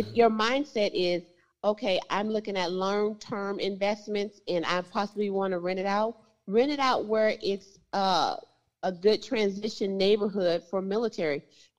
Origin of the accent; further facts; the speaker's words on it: Compton, California, United States; I'm from Compton